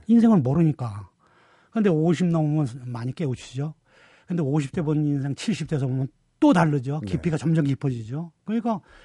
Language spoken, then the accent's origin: Korean; Seoul, South Korea; 서울 태생이면서도